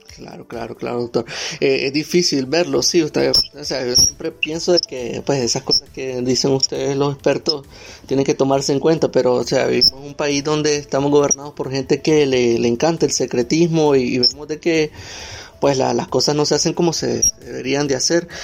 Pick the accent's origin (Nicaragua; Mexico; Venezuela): Nicaragua; nosotros como nicaragüenses